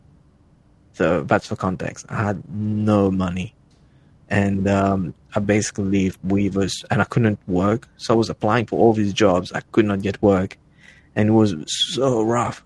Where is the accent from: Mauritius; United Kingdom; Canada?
Mauritius; moved away as an adult; also born or lived in Australia; now in Northern California, United States; I was born in Africa, on an island off the coast of Africa, to be more precise